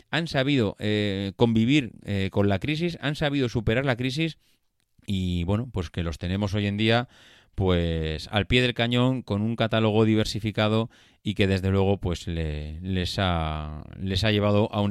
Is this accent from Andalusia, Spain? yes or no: no; Madrid, Community of Madrid, Spain; Si tú has estudiado en Madrid y somos de Madrid.